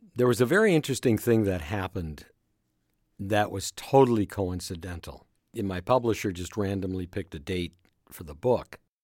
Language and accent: English; Minneapolis, Minnesota, United States; I was from Minneapolis